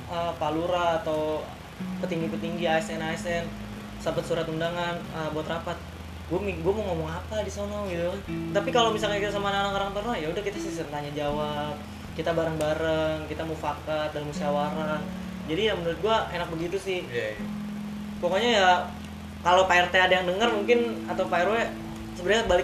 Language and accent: Indonesian; Ulujami, Jakarta, Indonesia; apalagi gue emang dulu lahir di sini di Ulu Jami uh, eh, gue balik tinggal ke Cipulir uh, umur gue 2 tahun pas umur uh, eh, SD kelas 2 gue balik lagi ke sini